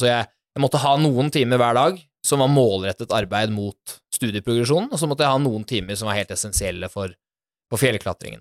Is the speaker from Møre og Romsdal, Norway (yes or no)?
no; Bærum, Akershus, Norway; jeg er jo opprinnelig fra Bærum. En helt eh, vanlig gutt som er født og oppvokst der.